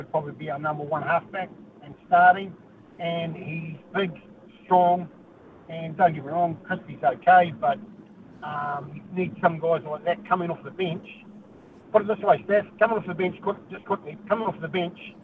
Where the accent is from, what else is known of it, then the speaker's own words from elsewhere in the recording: New Zealand; I'm a Kiwi